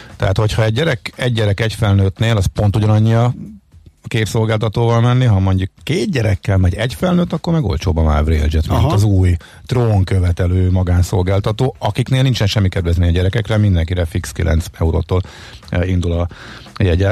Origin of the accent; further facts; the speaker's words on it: Zalaegerszeg, Zala, Hungary; moved away; én Zalaegerszegen töltöttem a gyerekkoromat